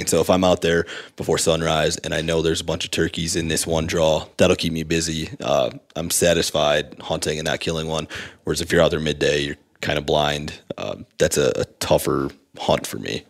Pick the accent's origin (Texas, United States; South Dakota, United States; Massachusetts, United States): South Dakota, United States; I come from South Dakota where there's a lot of fractured habitat